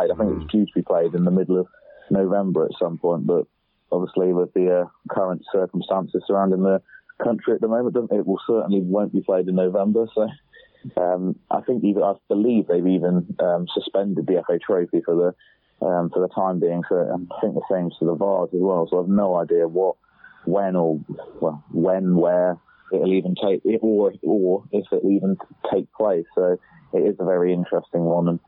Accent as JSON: {"language": "English", "town": "Taunton", "region": "South West England", "country": "United Kingdom", "said": "I'm from Taunton"}